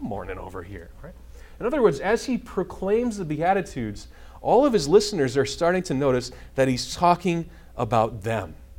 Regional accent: Nebraska, United States; moved away; I grew up in a part of Nebraska, which was uh, German and Catholic

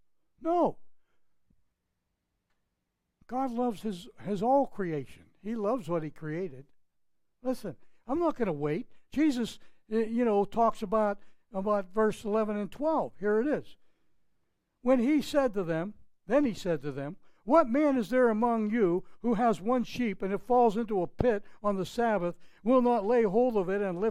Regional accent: just outside of Pittsburgh, Pennsylvania, United States; moved away; My hometown in just outside of Pittsburgh was like 2,000, 3,000 people.

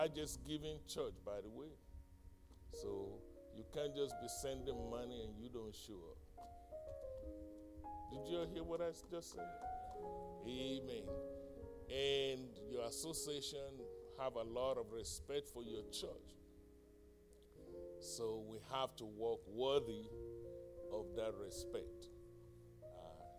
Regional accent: United States; my hometown in Carfax

